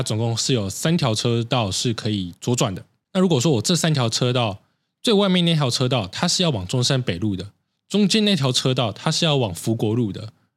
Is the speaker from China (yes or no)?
no; Taiwan; 身为台湾人